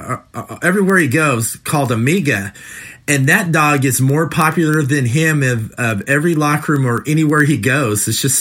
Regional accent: California, United States; now in Ohio, United States; I've been living in Ohio for years now, but I'm originally from California. I grew up in California.

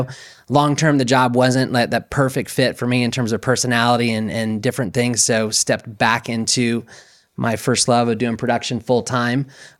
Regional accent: Atlanta, Georgia, United States; My family and I moved here about 8 years ago. Born and raised in the Atlanta, Georgia area, and spent pretty much my entire life there

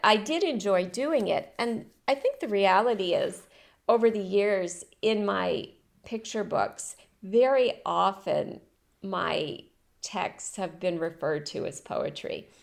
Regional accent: Rockport, Maine, United States; moved away as an adult; also born or lived in Europe; now in France; I was born in Maine. uh, in and around Rockport, Camden area, the coast

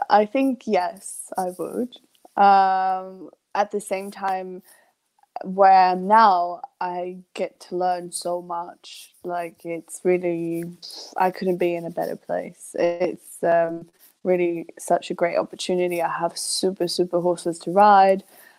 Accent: Sweden; born there; English is a second language; also born or lived in England; I miss England more than I miss Sweden. And I was born in Sweden.

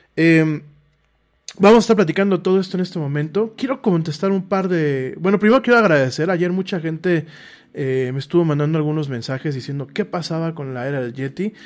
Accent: Mexico; soy mexicano. Eh, aquí vivo

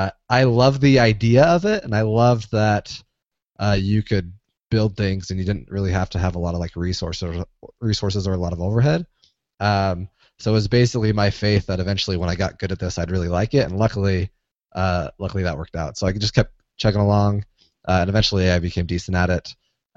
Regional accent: St. George, Utah, United States; I am from Utah. I grew up in southern Utah in St. George.

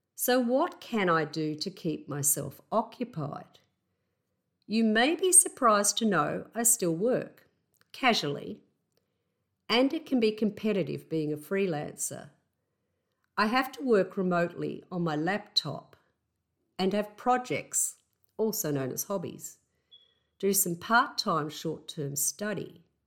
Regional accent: Australia; accent: Aussie; my Aussie accent

